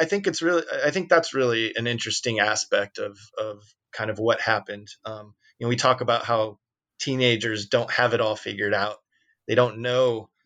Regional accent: Peoria, Illinois, United States; But of course, you know, we came from Peoria and, you know, I think talking about the missed opportunities and the lack of infrastructure to do what we did, is just as interesting as a thriving scene

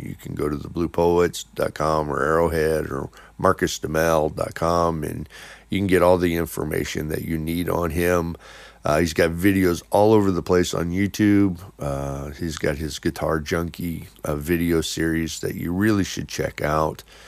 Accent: Chicago, Illinois, United States; We're all from the Chicago area.

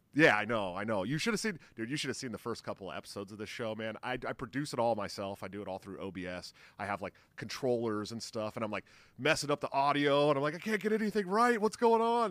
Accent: California, United States; I grew up in California

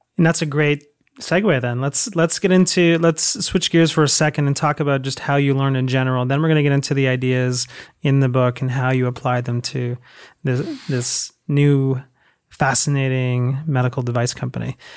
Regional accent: Toronto, Ontario, Canada; moved away as an adult; now in United States; I am from Canada. Toronto, I was moved he-, here about a year ago

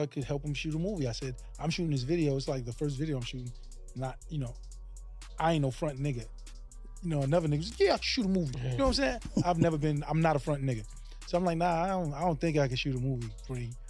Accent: New York City, New York, United States; I'm a Hollis nigga with this group that's from Hollis

